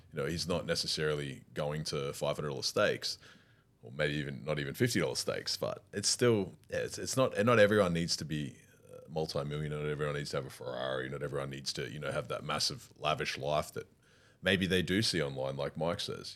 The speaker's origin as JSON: {"language": "English", "town": "Warsaw", "region": "Masovian Voivodeship", "country": "Poland", "said": "we come from Warsaw, both come together, both live in the same building"}